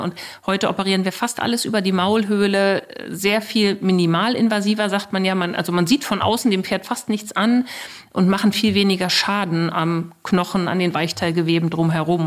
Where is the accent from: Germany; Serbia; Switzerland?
Germany; hier bei uns in Deutschland